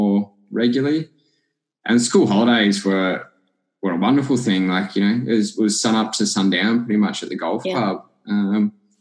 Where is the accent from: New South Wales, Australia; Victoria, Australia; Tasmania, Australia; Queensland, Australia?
Victoria, Australia; Clifton Springs; I grew up living in Clifton Springs